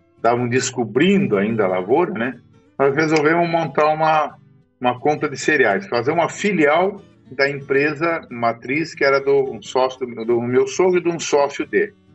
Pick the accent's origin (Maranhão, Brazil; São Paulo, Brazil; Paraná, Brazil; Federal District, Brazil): Paraná, Brazil; Curitiba; moved away as an adult; also born or lived in São Miguel do Iguaçu, Paraná; now in Mato Grosso, Brazil; eu sou nascido em Curitiba, no Paraná, há sessenta e quatro anos atrás